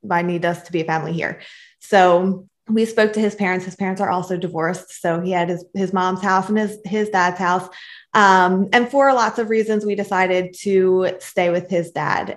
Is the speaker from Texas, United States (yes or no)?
no; Philadelphia, Pennsylvania, United States; So I was born and raised in Philadelphia, Pennsylvania, um, Northeast Philly